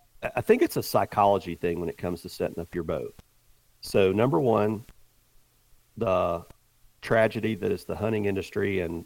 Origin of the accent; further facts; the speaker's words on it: the South, United States; I've killed a lot of whitetails over the years just because I grew up in the South and had the opportunity to shoot a lot.